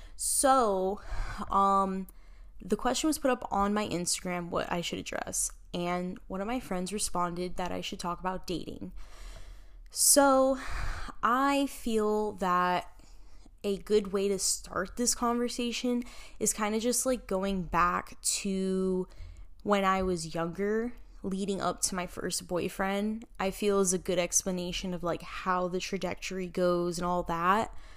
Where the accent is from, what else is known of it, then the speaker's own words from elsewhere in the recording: Miami, Florida, United States; was born and raised in Miami, Florida, and I am Cuban and Puerto Rican.